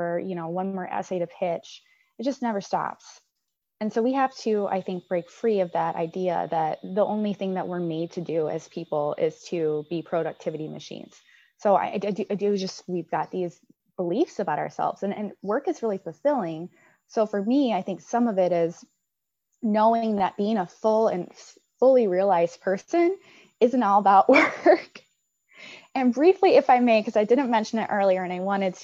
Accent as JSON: {"language": "English", "town": "Chicago", "region": "Illinois", "country": "United States", "said": "I come from Chicago."}